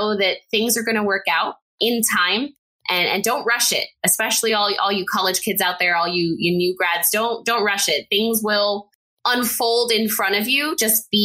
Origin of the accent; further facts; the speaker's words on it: El Paso, Texas, United States; at UTEP in my hometown of El Paso, Texas